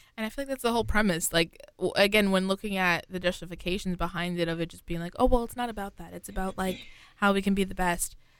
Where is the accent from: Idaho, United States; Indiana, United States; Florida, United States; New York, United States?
New York, United States; I'm from New York specifically